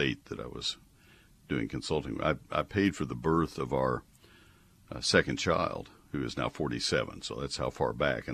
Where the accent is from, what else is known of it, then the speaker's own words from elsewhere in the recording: Bryan, Texas, United States; I grew up in Bryan College Station